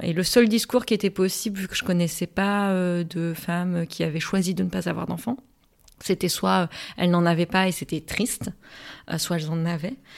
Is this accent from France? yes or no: no; Morocco; moved away; j'ai grandi euh, toute mon adolescence, une bonne partie de mon enfance aussi au Maroc